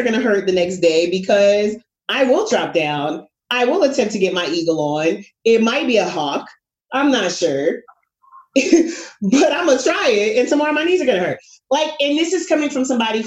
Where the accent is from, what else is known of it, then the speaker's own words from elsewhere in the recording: New York, United States; I am a New Yorker